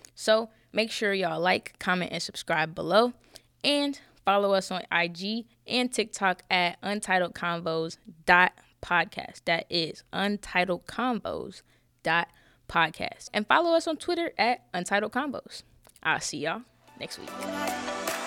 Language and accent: English; Charlotte, North Carolina, United States; I'm from Charlotte. I ain't tell y'all that. I'm from Charlotte.